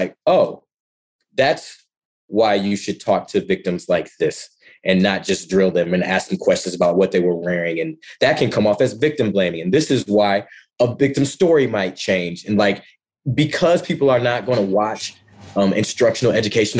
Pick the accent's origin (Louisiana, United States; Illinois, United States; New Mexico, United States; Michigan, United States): Michigan, United States; Ann Arbor; moved away as an adult; also born or lived in Ypsilanti, Michigan / Kent, Ohio; Born and raised in Ann Arbor, Michigan